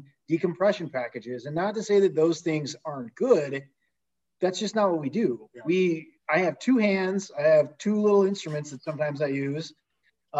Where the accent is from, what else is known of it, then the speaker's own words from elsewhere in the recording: Tecumseh, Michigan, United States; I'm from Tecumseh